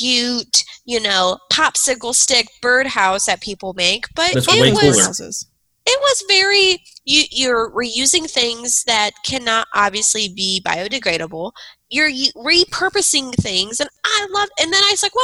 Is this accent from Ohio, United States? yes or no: yes; Ohio, United States; also born or lived in West Virginia; I was born in West Virginia, but raised in Ohio.